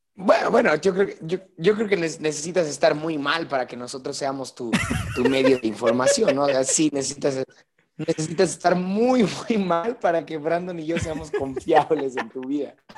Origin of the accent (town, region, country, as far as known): Mexico